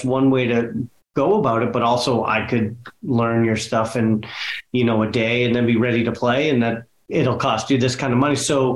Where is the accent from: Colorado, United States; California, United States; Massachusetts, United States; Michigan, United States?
Massachusetts, United States; Boston; I grew up in West Roxbury, actually in West Roxbury now